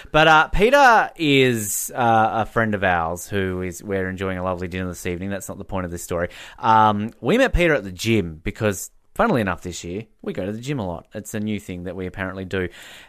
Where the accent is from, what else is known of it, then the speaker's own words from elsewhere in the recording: Australia; Yeah, like it's worrying to me when people don't distinguish that I'm Australian. Oh, I couldn't hear your accent. I'm like, oh shit, I'm sounding like one of you now.